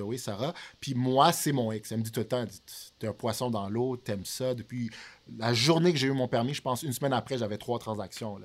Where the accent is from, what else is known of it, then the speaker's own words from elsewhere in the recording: Montreal, Quebec, Canada; also born or lived in Haiti; À la base, j'ai grandi à Villeray. Euh, qui est plus au centre de Montréal